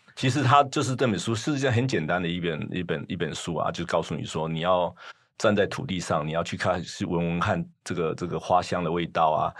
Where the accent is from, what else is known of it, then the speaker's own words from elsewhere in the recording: Taiwan; moved away as an adult; also born or lived in United States; 我们从台湾来的学生